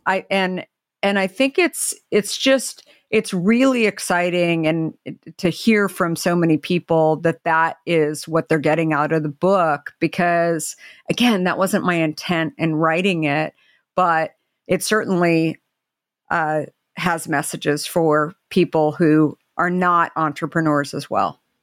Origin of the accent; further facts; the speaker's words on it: Arizona, United States; now in Marin County, United States; growing up in Arizona